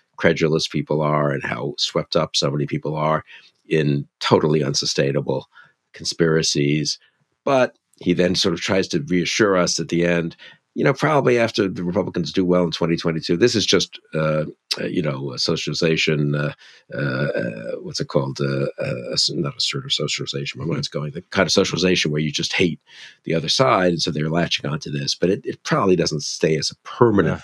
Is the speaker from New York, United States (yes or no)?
yes; New York, United States; Being Jewish, growing up in New York, where there were many Holocaust survivors